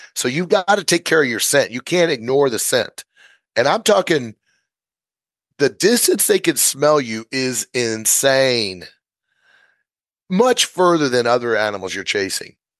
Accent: Missouri, United States; moved away as an adult; I'm from Missouri. We did a lot of coyote calling competitions

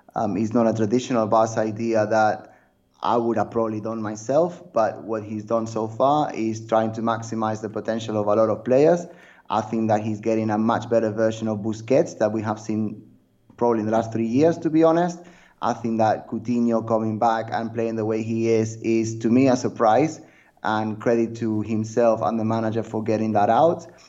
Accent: Barcelona, Catalonia, Spain; I grew up in Barcelona

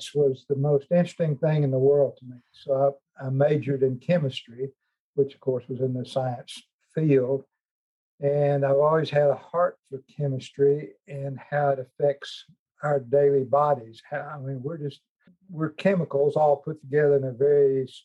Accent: Fort Smith, Arkansas, United States; I grew up in Fort Smith, Arkansas, in a household with 8 children

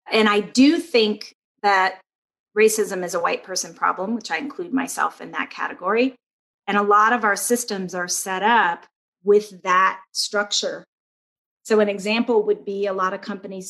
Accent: Georgia, United States; I was raised in Georgia by civil rights workers.

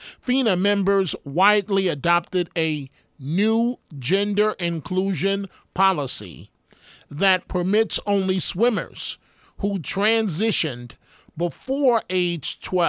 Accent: New York City, New York, United States; my life growing up in New York City

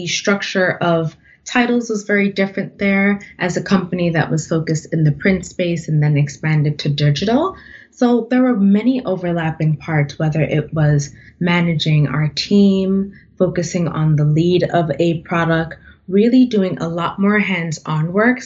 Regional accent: New York City, New York, United States; I was born and raised in the Bronx.

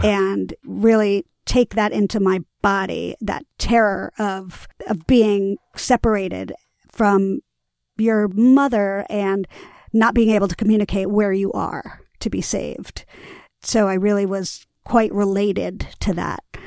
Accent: New York City, New York, United States; I grew up in Greenwich Village

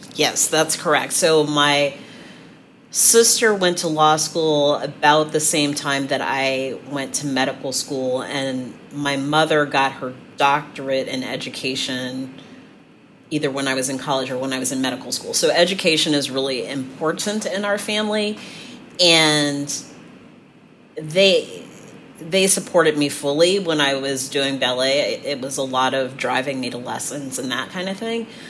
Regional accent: San Francisco, California, United States; now in Cleveland, United States; I grew up in San Francisco.

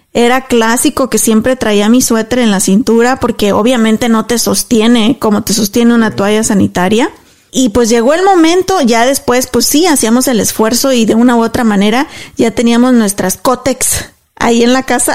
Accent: Mexico; moved away as an adult; cuando me vine de México dejé todo allá

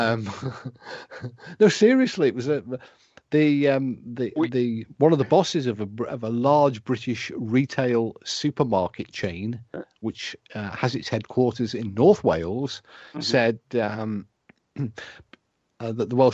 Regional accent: Ireland; I'm Irish.

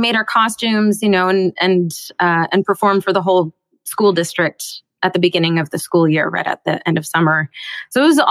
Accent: Bellevue, Washington, United States; I grew up in Seattle. Well, just outside of Seattle in Bellevue, Washington

